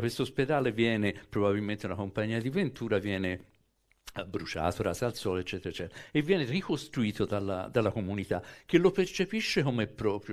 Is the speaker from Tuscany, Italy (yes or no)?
yes; Florence, Tuscany, Italy; sono mezzo calabrese, mezzo francese, cioè non posso rivendicare se non un atto di nascita fiorentino